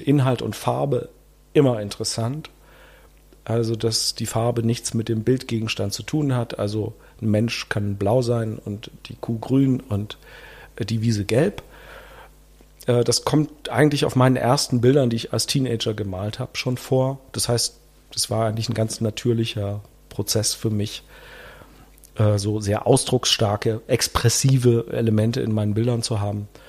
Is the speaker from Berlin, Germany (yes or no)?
yes; Berlin, Germany; also born or lived in Leipzig / Spain; in Berlin-Marzahn, wo ich aufgewachsen bin